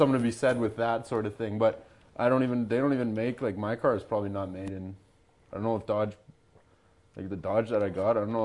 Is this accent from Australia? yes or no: no; Canada; I'm Canadian